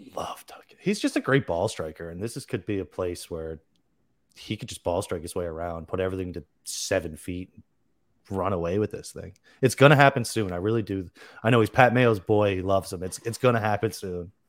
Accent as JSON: {"language": "English", "country": "Canada", "also_born_or_lived": "Newfoundland", "said": "I'm Canadian. I'm in Newfoundland. Far East Coast of Canada."}